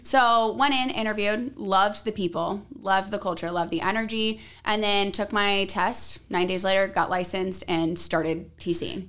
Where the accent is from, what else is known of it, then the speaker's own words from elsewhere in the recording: Arizona, United States; I'm from Arizona